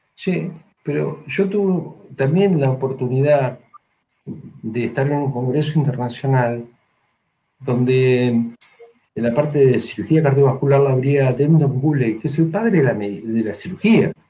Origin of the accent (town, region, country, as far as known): Argentina